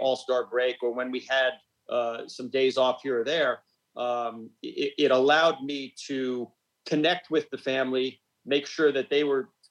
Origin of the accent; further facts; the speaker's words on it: Smithtown, New York, United States; I was born and raised on Long Island in Smithtown